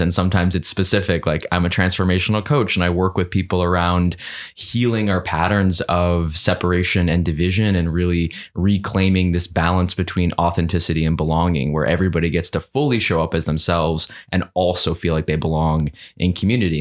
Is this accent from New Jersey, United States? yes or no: no; New York City, New York, United States; growing up in New York City in a one, one bedroom apartment